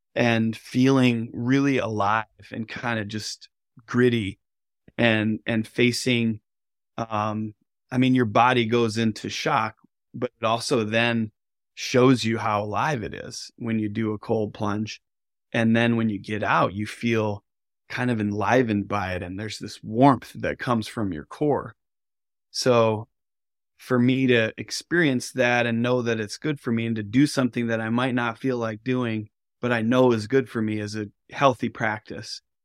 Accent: northern Michigan, United States; I grew up on Earthwork Farm here in northern Michigan

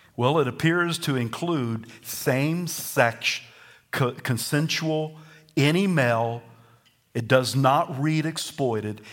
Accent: the South, Southern United States, United States; accent: Southern; My first language is Southern

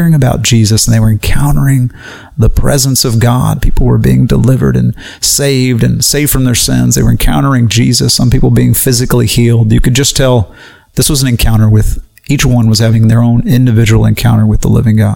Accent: United States; Being an American

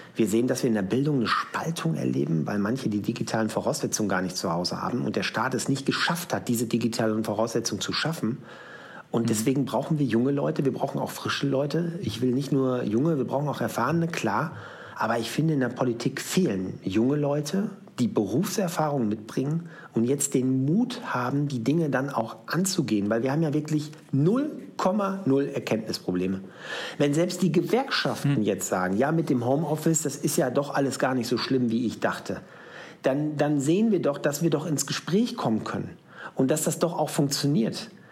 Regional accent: Schwaney, North Rhine-Westphalia, Germany; in meinem Heimatort äh, namens Schwanei. Das liegt in der Nähe von Paderborn.

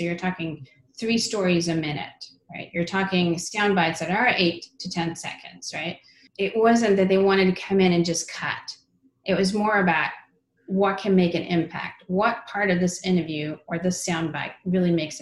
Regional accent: Sweden; moved away; I grew up in Sweden.

